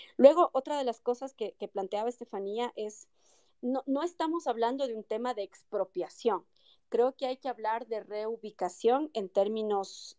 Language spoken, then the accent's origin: Spanish; Quito, Pichincha, Ecuador; also born or lived in Loja (family) / born elsewhere (La Guagrio, unclear); yo no soy quiteña de nacimiento, vine a vivir acá a los seis años de edad, mi familia es de Loja, yo nací en La Guagrio, me crié en el centro histórico prácticamente